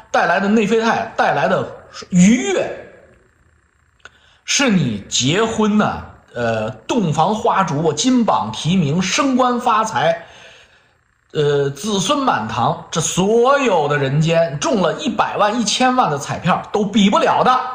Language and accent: Chinese; China; moved away; 我们中国人